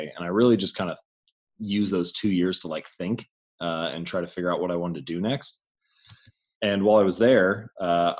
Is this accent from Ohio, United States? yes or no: yes; Hamilton, Ohio, United States; I grew up in Hamilton, Ohio, smaller town north of Cincinnati